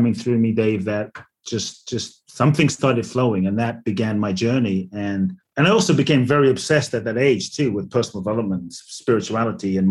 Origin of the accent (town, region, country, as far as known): London, United Kingdom; born or raised there; also born or lived in Ghana; now in United States